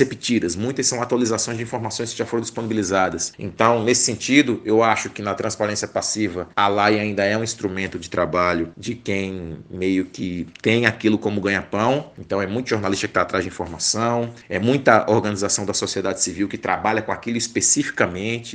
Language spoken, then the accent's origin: Portuguese; interior of Rio Grande do Norte, Brazil; lá no interior do Rio Grande do Norte, que é a minha terra